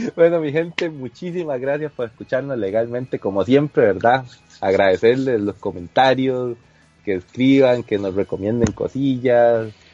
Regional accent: Costa Rica; los costarricenses digan tanto mae y tan seguido

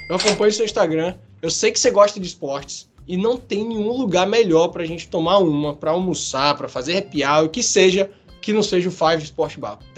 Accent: Bahia, Brazil; now in Vitória, Brazil; eu sou baiano, eu sou baiano.

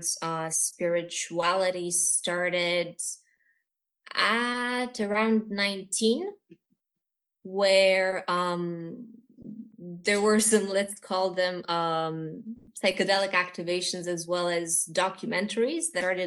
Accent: Bucharest, Romania; I am from Romania. I'm actually born here, so I'm Romanian. This is my heritage

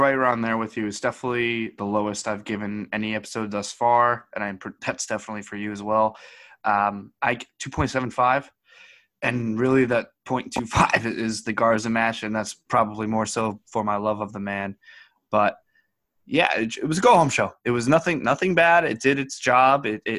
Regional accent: Saskatchewan, Canada; from Saskatchewan.

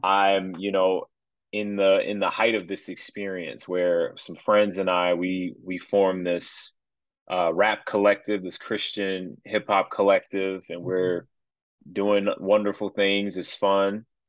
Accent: Chicago, Illinois, United States; moved away as an adult; I'm originally from Chicagoland, moved away for a little while, but uh, now we back

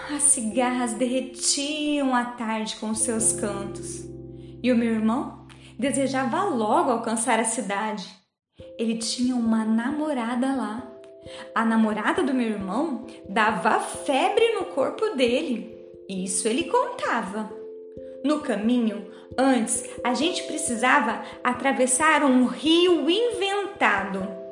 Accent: Dourados, Mato Grosso do Sul, Brazil; Sou aqui de Dourados, no Mato Grosso do Sul.

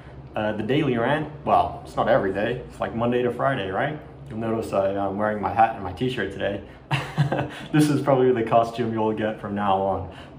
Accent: Australia; When I was a child growing up in Australia in the 80s, and Asian, not full Asian. I'm half Colombian, half Chinese Malay, right?

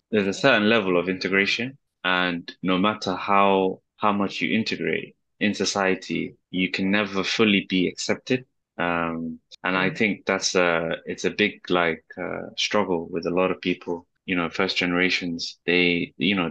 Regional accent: London, United Kingdom; I'm born and raised in London, but I'm originally from Somalia.

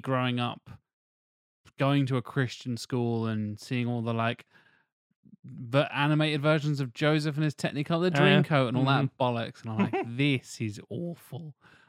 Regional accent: United Kingdom; 1066 is the thing, because that's drilled into our brains as fucking British.

